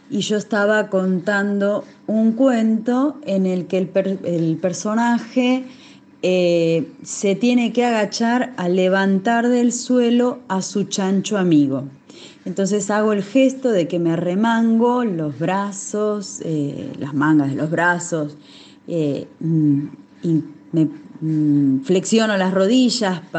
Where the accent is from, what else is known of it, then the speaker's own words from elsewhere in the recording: Argentina; narradora de Argentina.